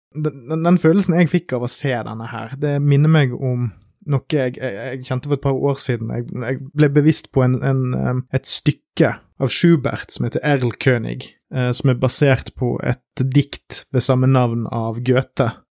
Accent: Norway; en nordmann med litt sånn begrenset svenskkulturell kontakt

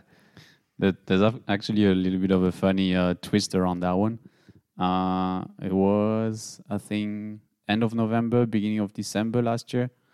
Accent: Belgium; moved away as an adult; now in Nuremberg, Germany; from Belgium, but living in Nuremberg for the last seven years already

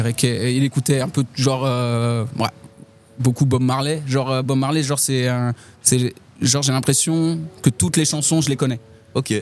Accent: Châlons-en-Champagne, Grand Est, France; Chalon en Champagne. C'est là euh, où je suis né.

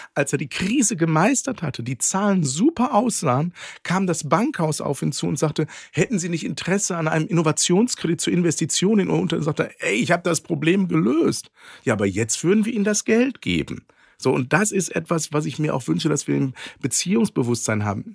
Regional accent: Ruhr area, North Rhine-Westphalia, Germany; Ich bin ja im Ruhrgebiet groß geworden

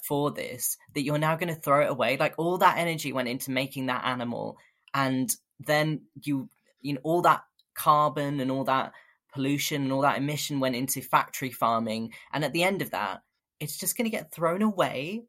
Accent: London, United Kingdom; moved away as an adult; now in Bristol, United Kingdom; I grew up in London

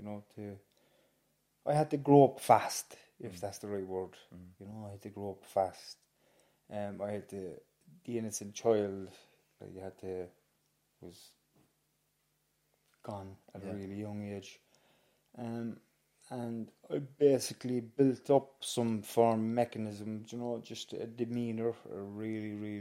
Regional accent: Cork, Munster, Ireland; I grew up in Hollyhill, Arcullen, James, a few doors down from you.

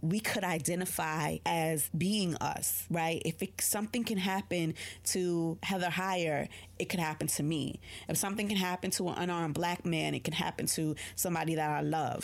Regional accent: New York City, New York, United States; I'm a New Yorker

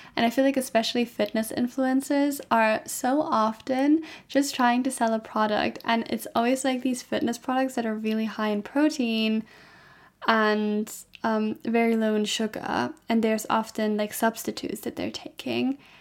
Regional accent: Germany; I'm from Germany

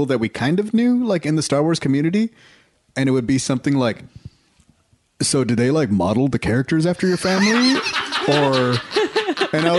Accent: Texas, United States; I'm from Texas

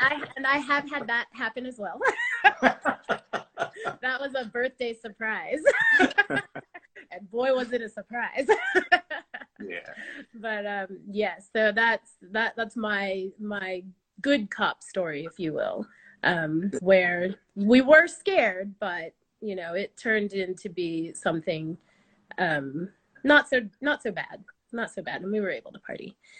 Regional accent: United States; now in Australia; I'm American

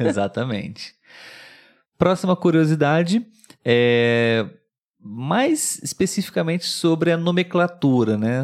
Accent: Brazil; Nós somos brasileiros, vivemos no Brasil e falamos português

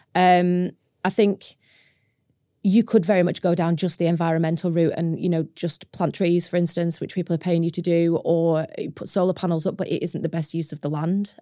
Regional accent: Preston, North West England, United Kingdom; moved away as an adult; now in Cumbria, United Kingdom; I'm from Preston originally. I'm not from a farming background. I'm from a city. I went to a huge school.

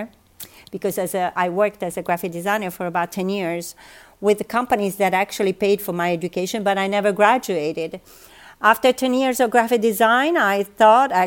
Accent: Bari, Apulia, Italy; moved away as an adult; also born or lived in United States / Austin, Texas; now in Rome, Italy; I grew up in Bari

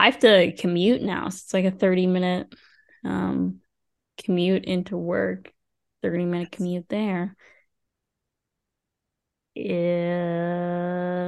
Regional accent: Vancouver, British Columbia, Canada; moved away; also born or lived in Ottawa; growing up in Vancouver, and I'm like, obviously Vancouver is, like, some kind of home, but, like, now Ottawa is some kind of home

